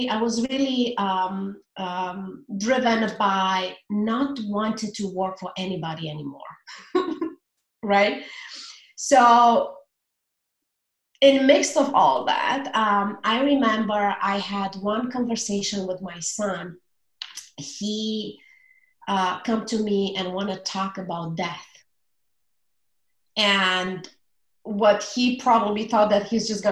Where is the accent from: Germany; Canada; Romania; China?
Romania; English is a second language; moved away as an adult; also born or lived in United States; now in New Zealand; I'm originally from Romania. I used to live in the United States for about a decade or so, and I currently live in New Zealand